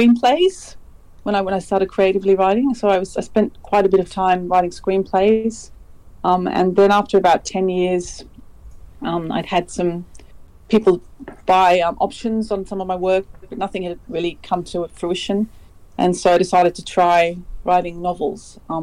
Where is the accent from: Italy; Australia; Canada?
Australia; Sydney, New South Wales; moved away as an adult; also born or lived in London; I'm an Aussie, and I was born in Sydney, but I have lived in London for 7 years in the past. And now I'm back here